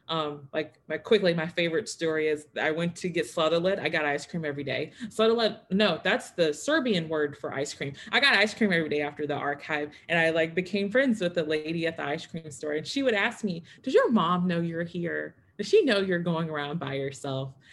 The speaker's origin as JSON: {"language": "English", "region": "the South", "country": "United States", "tie": "born or raised there", "said": "I grew up in the South. Um, I grew up, my parents had a segregated school."}